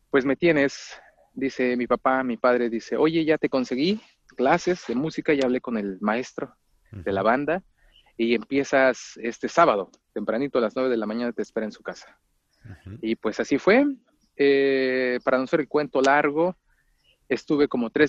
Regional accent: Mexico; yo soy de México, primero que nada, primeramente soy mexicano, de un pueblo relativamente cerca de la ciudad, a 50 kilómetros de la Ciudad de México, pero, pero está apartado y es eh, un poco rural, rural el municipio, el pueblito de donde soy.

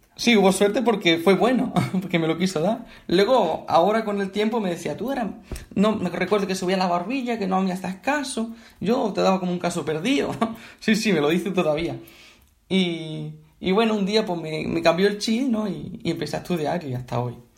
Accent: Bailén, Andalusia, Spain; yo soy de Bailén, de Andalucía, y aquí hay mucha tradición de bandas

